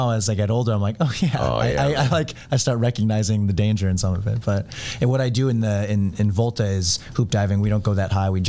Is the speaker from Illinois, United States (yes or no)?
yes; Grayslake, Illinois, United States; I grew up in Grayslake, mm-hmm. northern suburbs